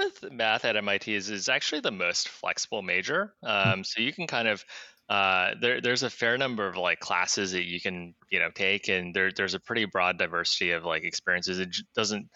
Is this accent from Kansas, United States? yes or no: yes; Kansas, United States; I grew up in Kansas